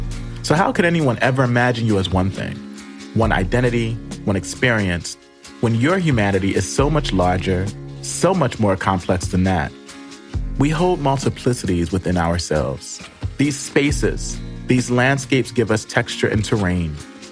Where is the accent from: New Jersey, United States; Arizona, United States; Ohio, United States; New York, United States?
New Jersey, United States; Camden; the love that is found in my hometown, Camden.